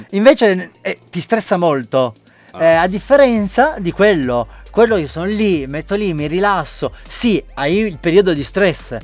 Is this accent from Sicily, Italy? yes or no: yes; Sicily, Italy; moved away as an adult; now in Gran Canaria, Spain; da italiano e da siciliano orgoglioso